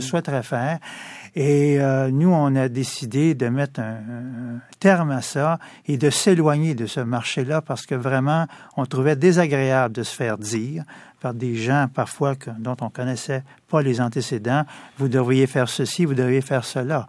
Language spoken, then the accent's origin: French; Montreal, Quebec, Canada; pur produit de l'Est de Montréal. Ah ce qu'on appelle le quartier euh, Hochelaga-Maisonneuve. J'y ai grandi